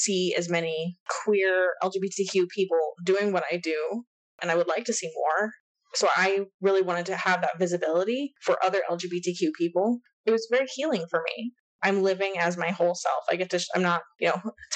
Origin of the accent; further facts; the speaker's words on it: Texas, United States; growing up in Texas, it's very like conservative and religious. And I went to high school in like a tiny town